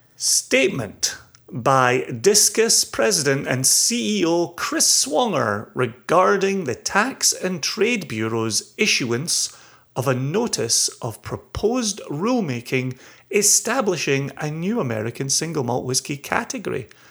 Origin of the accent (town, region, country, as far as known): Scotland, United Kingdom